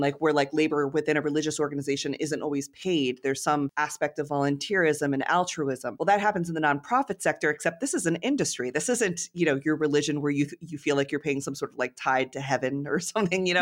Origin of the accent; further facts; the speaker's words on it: Connecticut, United States; moved away as an adult; also born or lived in New York; I grew up in Connecticut in a very small town